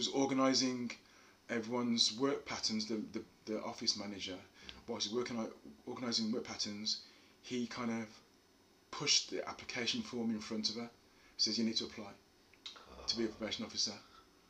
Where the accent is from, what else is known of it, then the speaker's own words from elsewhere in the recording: Wolverhampton, West Midlands, United Kingdom; we moved from Bushbury to Penn